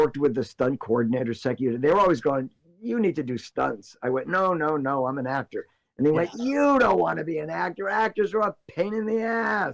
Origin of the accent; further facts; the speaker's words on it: Passaic, New Jersey, United States; moved away as an adult; now in California, United States; I was born and raised in Passaic, went on all through school and high school